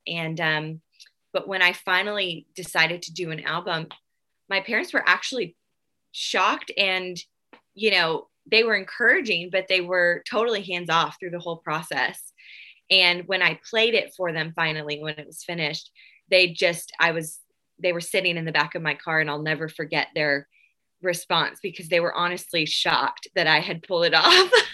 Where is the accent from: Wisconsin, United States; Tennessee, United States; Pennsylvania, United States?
Tennessee, United States; Nashville; I am from Nashville, Tennessee